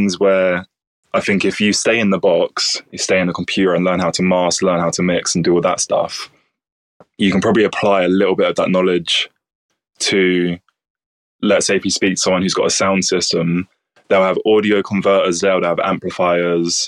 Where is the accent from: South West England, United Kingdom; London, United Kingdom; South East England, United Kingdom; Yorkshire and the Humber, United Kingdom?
London, United Kingdom; Bromley; now in Brighton, United Kingdom; I'm actually from Southeast London